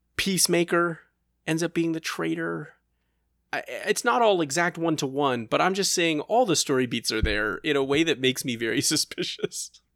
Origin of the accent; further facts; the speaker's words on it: United States; as an American